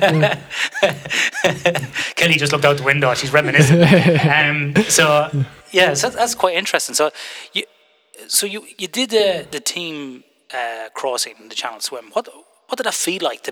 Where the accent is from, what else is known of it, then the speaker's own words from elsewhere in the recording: Ireland; now in Western Australia, Australia; when I grew up in Ireland